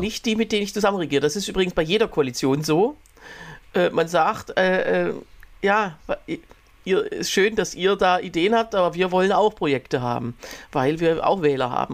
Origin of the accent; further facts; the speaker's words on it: Germany; bei uns in Deutschland